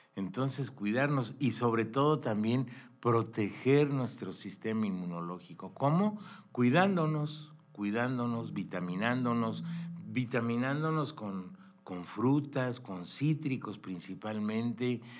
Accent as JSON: {"language": "Spanish", "country": "Mexico", "said": "nosotros, como mexicanos también, somos un país increíble"}